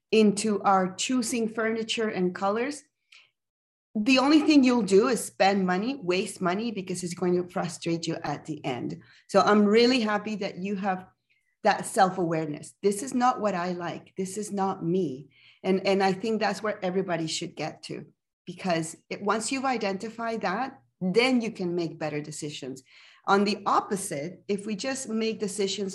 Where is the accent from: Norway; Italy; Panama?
Panama; now in Calgary, Canada; I am originally from Panama